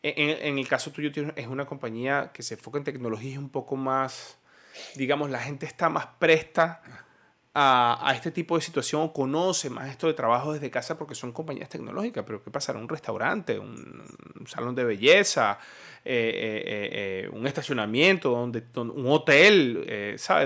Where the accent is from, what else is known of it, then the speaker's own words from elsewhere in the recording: Venezuela; como venezolano